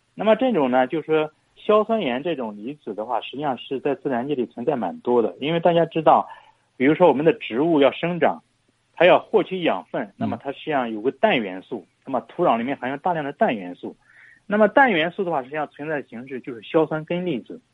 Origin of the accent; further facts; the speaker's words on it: China; 我们中国人富裕了嘛